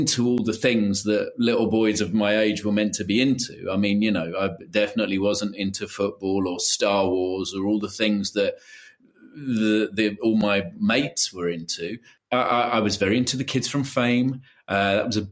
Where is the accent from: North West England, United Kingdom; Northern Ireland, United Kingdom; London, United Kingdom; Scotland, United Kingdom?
London, United Kingdom; also born or lived in Brighton; I grew up in London